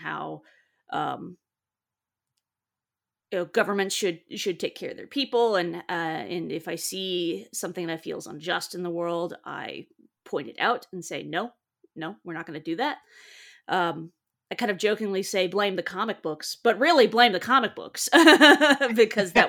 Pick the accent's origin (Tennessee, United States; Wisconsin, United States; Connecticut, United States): Tennessee, United States; East; I am from a little tiny town in East Tennessee, where it takes about 10 years, 5 to 10 years for culture to hit my tiny town